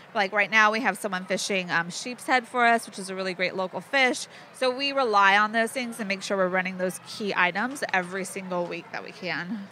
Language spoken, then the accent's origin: English; Mojave Desert, California, United States; now in Cumberland Island, Georgia, United States; I grew up in the Mojave Desert of California, the high desert there